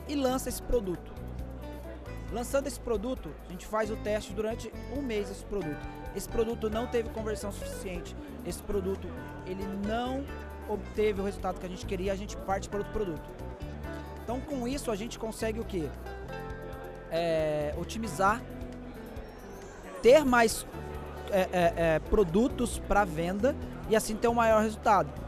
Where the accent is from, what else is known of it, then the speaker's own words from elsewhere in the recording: Rio de Janeiro, Brazil; now in São Paulo, Brazil; Sou carioca, mas estou aqui em São Paulo gerenciando essa rede.